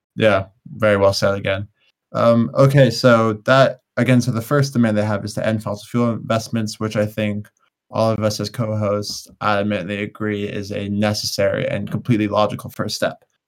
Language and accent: English; United States; I'm obviously from the United States